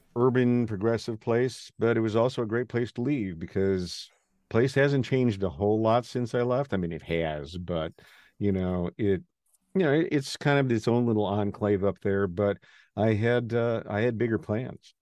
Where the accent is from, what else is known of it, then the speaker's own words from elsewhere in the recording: Wausau, Wisconsin, United States; moved away; I grew up in Wausau